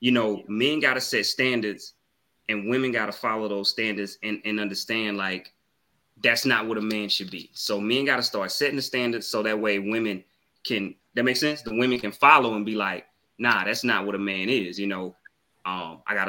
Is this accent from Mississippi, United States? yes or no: yes; Mississippi, United States; I'm from the South. So Mississippi